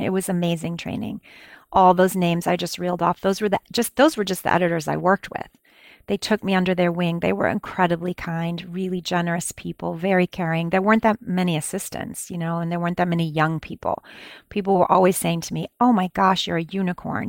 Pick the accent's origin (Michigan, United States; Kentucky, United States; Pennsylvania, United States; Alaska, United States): Michigan, United States; East Lansing; now in New York, United States; I grew up in East Lansing, Michigan.